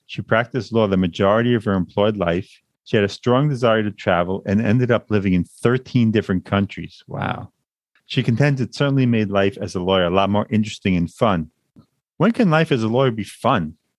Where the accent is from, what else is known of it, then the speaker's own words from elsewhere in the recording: Long Island, New York, United States; Born and raised in Long Island, New York, a place I always wanted to leave.